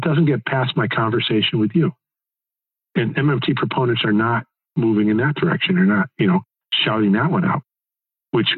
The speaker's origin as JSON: {"language": "English", "region": "Connecticut", "country": "United States", "tie": "born or raised there", "said": "when I grew up in Connecticut"}